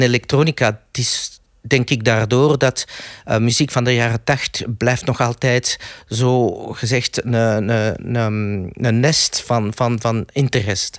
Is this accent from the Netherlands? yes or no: no; Belgium; ik ben Belg.